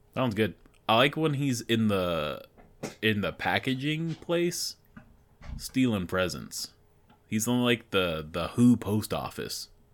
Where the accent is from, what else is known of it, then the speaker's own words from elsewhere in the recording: United States; as an American man